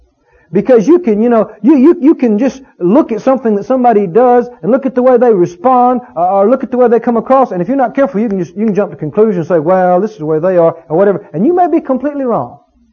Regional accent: Mississippi, United States; You know, I come from Mississippi, deep south. We've had our share of racial problems down there.

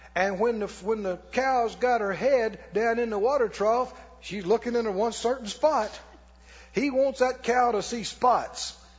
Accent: Mississippi, United States; And I'm from Mississippi. And I grew up poor.

